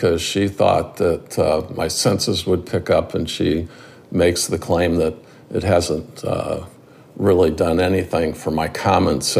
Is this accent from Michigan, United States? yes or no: yes; Detroit, Michigan, United States; Born and raised in the Detroit area